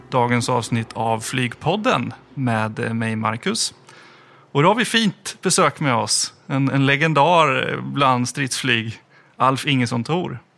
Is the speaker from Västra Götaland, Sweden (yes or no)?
no; Östergötland, Sweden; Ja, vi är båda östgötar.